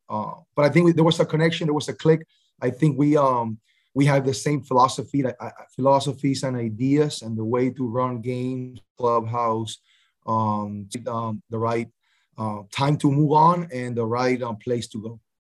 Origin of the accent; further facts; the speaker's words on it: Barranquilla, Atlántico, Colombia; my hometown, Barranquilla, Colombia